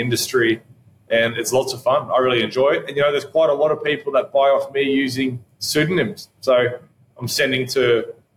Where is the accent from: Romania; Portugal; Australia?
Australia; Albury, New South Wales; my hometown, Albury here